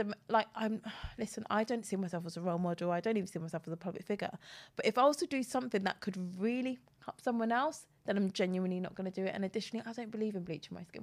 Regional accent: Cockfosters, London, United Kingdom; If I wanna sound one way, I'll say North London. If I wanna sound another way, I'll say I'm from Cock Fosters in Hertfordshire

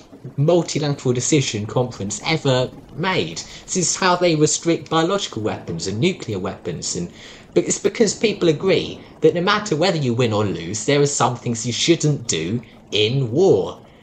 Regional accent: Australia; And I come from Australia.

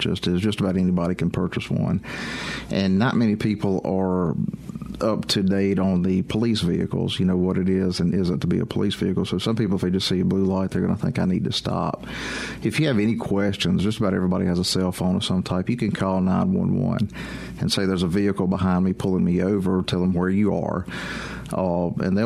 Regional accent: Meridian, Mississippi, United States; I'm originally from Meridian

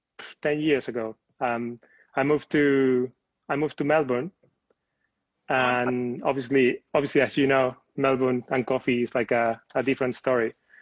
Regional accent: Spain; now in London, United Kingdom; I'm coming from Spain

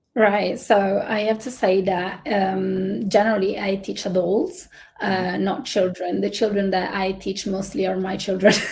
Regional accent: Italy; moved away as an adult; also born or lived in United Kingdom / Singapore; I'm originally from Italy

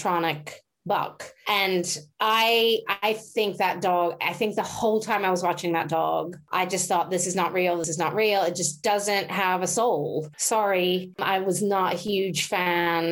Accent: United States; moved away as an adult; now in United Kingdom; I grew up in America, obviously, and I moved to the UK, what, about 16 years ago or so.

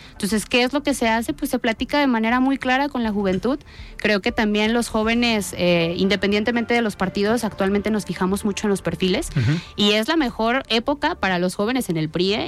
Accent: Tonalá, Jalisco, Mexico; yo nací en Tonalá, conozco las tradiciones de Tonalá

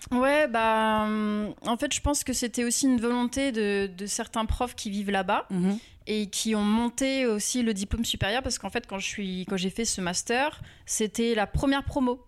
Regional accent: Rouen, Normandy, France; now in Paris, France; je viens de Rouen

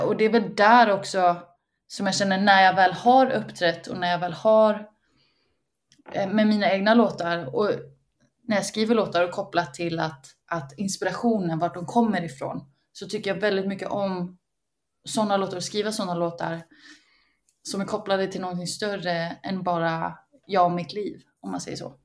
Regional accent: Uppsala, Uppsala County, Sweden; När jag växte upp i Uppsala

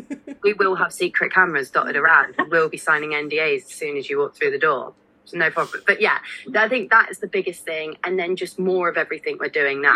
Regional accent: Somerset, South West England, United Kingdom; I grew up in Somerset

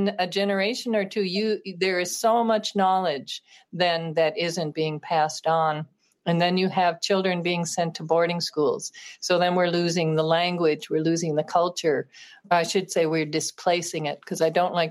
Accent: Minneapolis, Minnesota, United States; growing up in Minneapolis

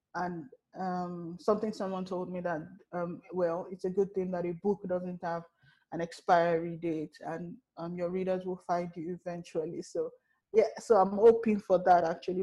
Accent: Nigeria; as a Nigerian

